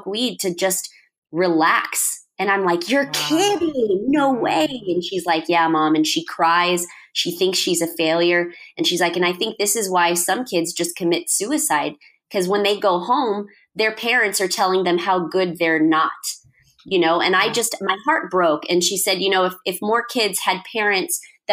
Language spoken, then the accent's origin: English; Fremont, California, United States; now in Los Angeles, United States; my hometown, which is Fremont.